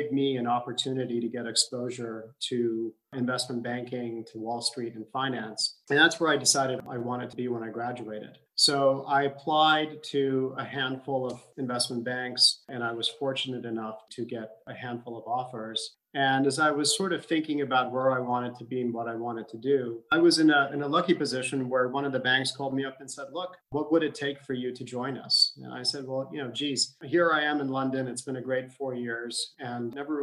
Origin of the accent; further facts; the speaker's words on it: Abu Dhabi, United Arab Emirates; I grew up in Abu Dhabi in the 1980s.